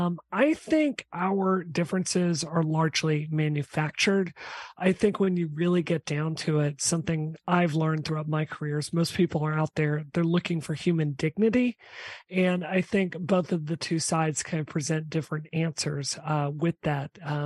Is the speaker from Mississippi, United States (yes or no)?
yes; Mississippi, United States; I grew up in Mississippi.